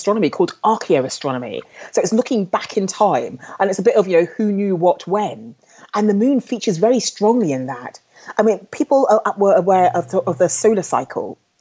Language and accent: English; London, United Kingdom; I was brought up in London